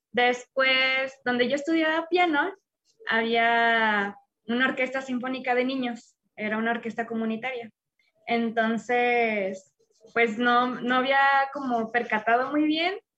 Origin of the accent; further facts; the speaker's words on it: León, Guanajuato, Mexico; now in Mexico City, Mexico; soy de Guanajuato, en específico de León, pero actualmente vivo en Ciudad de México.